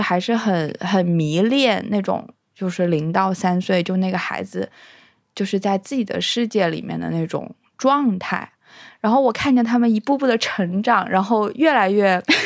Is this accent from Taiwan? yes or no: no; China; moved away; 我小时候有想过，如果我没有生在中国，我有什么遗可遗憾的？